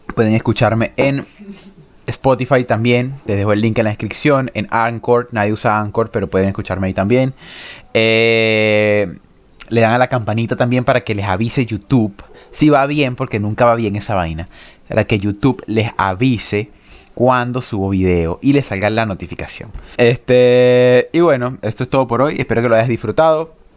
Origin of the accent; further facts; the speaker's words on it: Guanare, Portuguesa, Venezuela; now in Chile; En mi ciudad, en mi ciudad, en mi pueblo, señor pueblo, Guanare, estado portuguesa